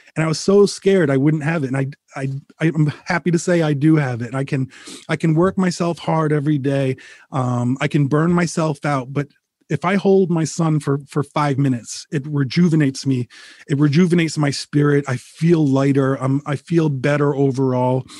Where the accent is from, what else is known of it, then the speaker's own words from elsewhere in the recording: Rhode Island, United States; moved away as an adult; now in Connecticut, United States; I bought the house I grew up in in Rhode Island